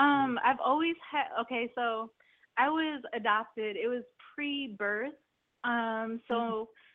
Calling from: New Port Richey, Florida, United States; I'm calling from Newport Richey.

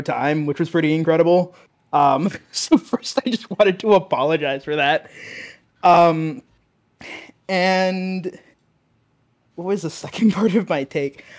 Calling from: Washington, District of Columbia, United States; I'm calling from Washington, D C

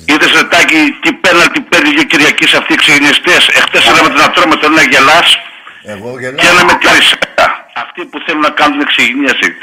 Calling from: Thessaloniki, Central Macedonia, Greece; Είμαι από Θεσσαλονίκη, παίρνω Αριανό.

